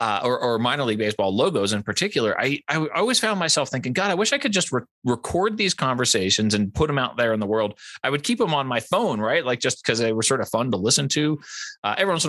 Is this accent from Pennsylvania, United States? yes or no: yes; outside of Philadelphia, Pennsylvania, United States; now in Colorado, United States; I grew up outside of Philadelphia.